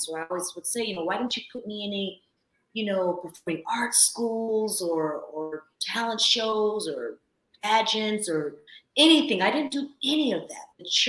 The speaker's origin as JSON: {"language": "English", "town": "Bakersfield", "region": "California", "country": "United States", "tie": "born or raised there", "also_born_or_lived": "San Francisco Bay Area, California", "moved": "yes", "lives_now": "Los Angeles, United States", "said": "So my hometown is Bakersfield, California. That's where I was raised. I was actually born in the Bay Area, though."}